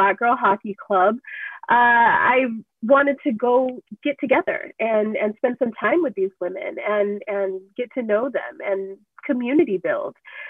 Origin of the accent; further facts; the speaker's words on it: Southern California, United States; I am from Southern California